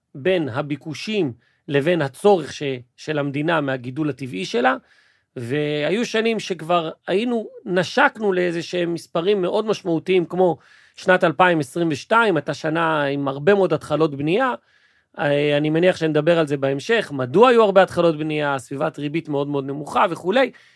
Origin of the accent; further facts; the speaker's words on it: Israel; בתרבות שלנו, כישראלי